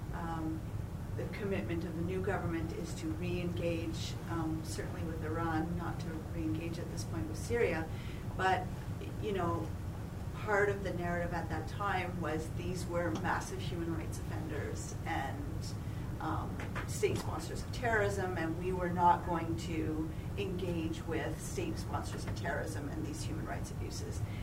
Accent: Canada; a Canadian

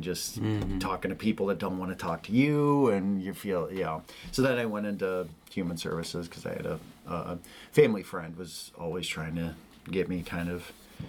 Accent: Davenport, Iowa, United States; also born or lived in Bettendorf / Spokane, Washington; I grew up in Davenport. So okay. I grew up on the west side of Davenport. And now I live in Bettendorf.

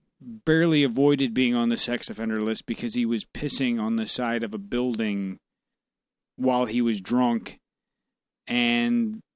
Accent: North St. Louis County, Missouri, United States; I grew up over in North County, North St. Louis County, which was it's actually a worse area now than it was before.

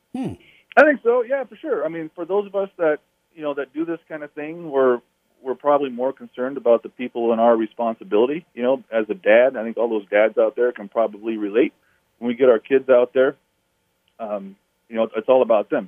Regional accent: Alaska, United States; I was born and raised in Alaska.

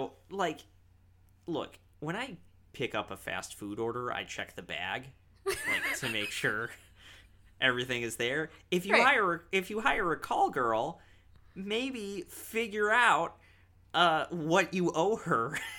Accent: Park Ridge, Illinois, United States; there is a shot of Park Ridge, Illinois, my hometown, in there.

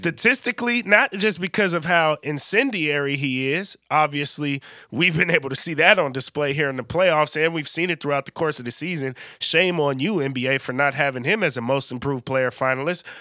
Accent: Bay Area, California, United States; I'm from the Bay Area

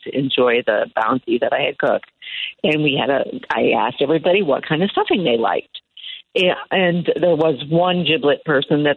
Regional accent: Iowa, United States; moved away; I'm from Iowa originally

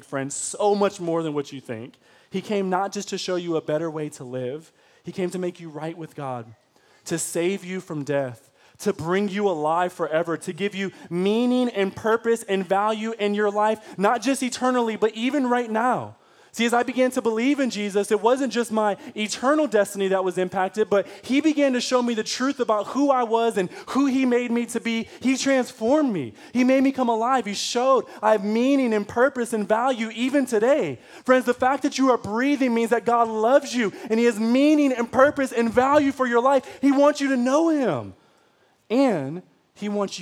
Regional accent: Detroit, Michigan, United States; I was from Detroit public school systems

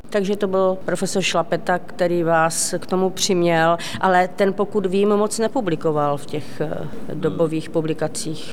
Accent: Ostrava, Moravian-Silesian Region, Czechia; Ostrava Poruba, odkud pocházím.

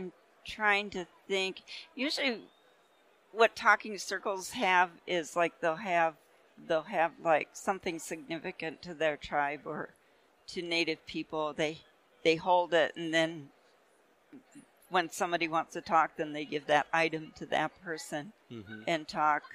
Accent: Cheyenne River Sioux Reservation, South Dakota, United States; now in Colorado, United States; I'm Lakota, and I'm from the Cheyenne River Lakota Sioux Reservation, which is in the middle of the state of South Dakota

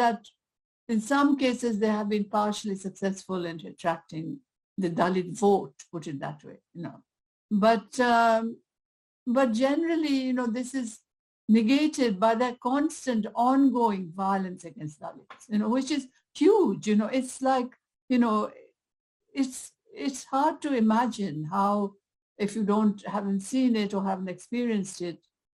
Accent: India; also born or lived in Britain; now in United Kingdom; I've been targeted as an Indian, as someone from a colonized country, as a South Asian.

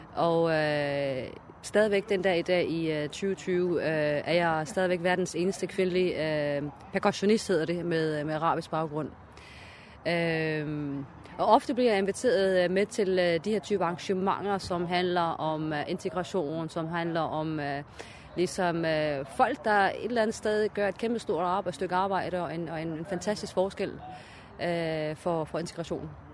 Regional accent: Aarhus, Central Denmark Region, Denmark; jeg er opvokset i Gellerupparken.

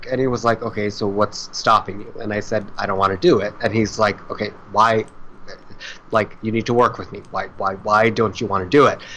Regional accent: India; Because I'm Indian, so I'm used to dealing in liters

